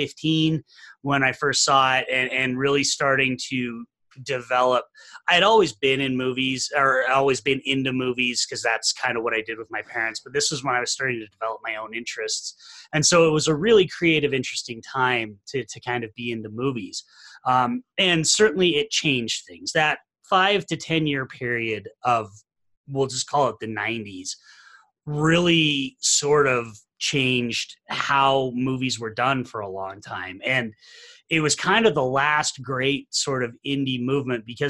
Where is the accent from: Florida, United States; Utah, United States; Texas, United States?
Utah, United States; Salt Lake City; I'm from Salt Lake City, Utah. I'm from the home of the Sundance Film Festival. So I was here in high school